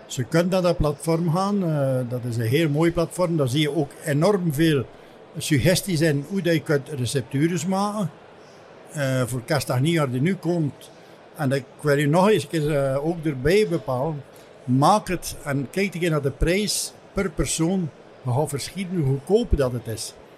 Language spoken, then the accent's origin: Dutch; Heuvelland, Flanders, Belgium; now in Ostend, Belgium; Ik ben een echte West-Vlaming van Heuveland afkomstig. Ik heb het geluk gehad van aan de rechterkant van de straat geboren te zijn. De linkerkant was Frankrijk.